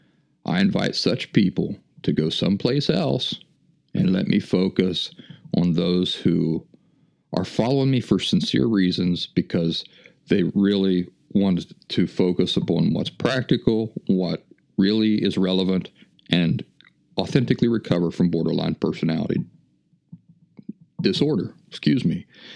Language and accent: English; Appalachia, United States; I grew up in the Appalachian wilderness